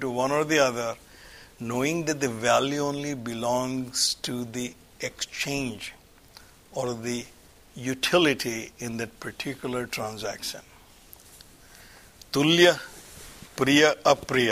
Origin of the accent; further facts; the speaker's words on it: India; moved away; I grew up in India